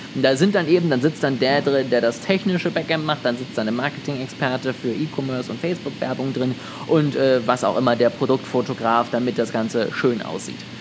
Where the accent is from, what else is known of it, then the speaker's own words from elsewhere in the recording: Germany; als Deutscher